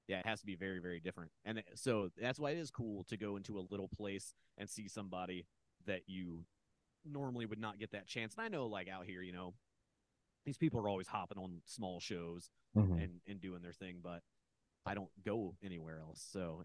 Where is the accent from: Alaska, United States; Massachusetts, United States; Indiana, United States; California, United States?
Indiana, United States; moved away as an adult; also born or lived in New York; now in Los Angeles, United States; I'm from Indiana, but I had lived around, like, not in the major, not, I mean, there isn't really a real major city, you know, but like, I didn't live in, like, the more metropolitan areas.